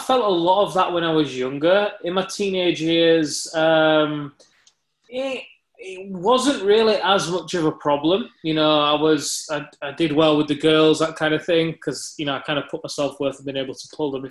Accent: Leeds, Yorkshire and the Humber, United Kingdom; I was born in Leeds in the UK

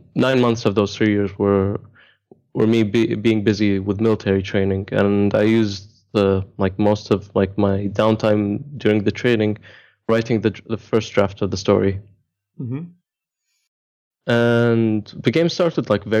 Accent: Dubai, United Arab Emirates; I am from Dubai, born and raised

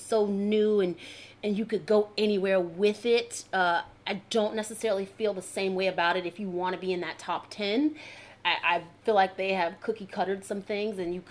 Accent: New Jersey, United States; moved away; also born or lived in Georgia; I'm from Jersey and I'm talking like this

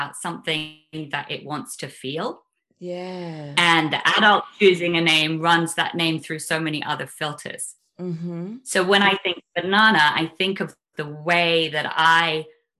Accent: London, United Kingdom; also born or lived in Highlands of Scotland; I was born in London in 1975.

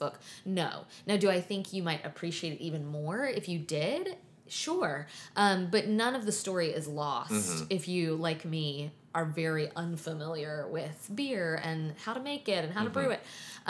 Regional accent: the South, United States; I'm a teetotaler from the South

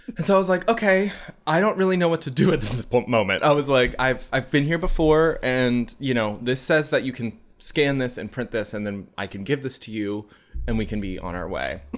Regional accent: United States; we're American

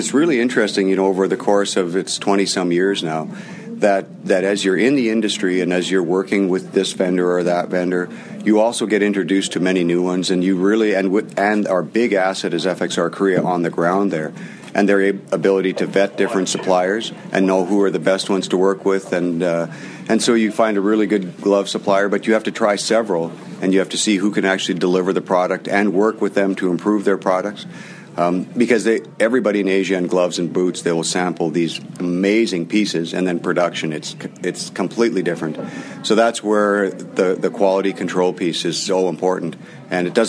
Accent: Canada

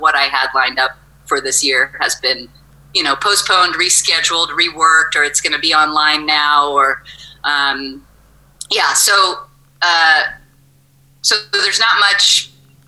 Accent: Los Osos, California, United States; also born or lived in Morro Bay / Paso Robles / Atascadero / Nipomo; now in Creston, United States; I grew up in Los Osos.

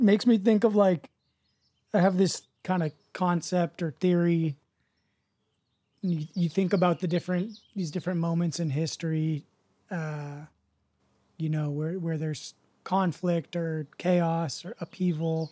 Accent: United States; growing up in the States

